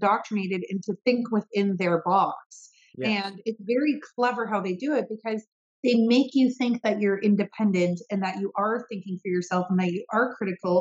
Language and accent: English; London, Ontario, Canada; my hometown in London